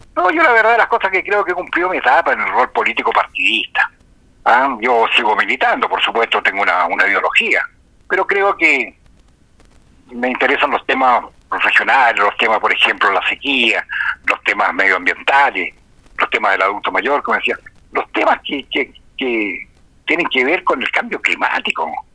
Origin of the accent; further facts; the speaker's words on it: Chile; como sociedad chilena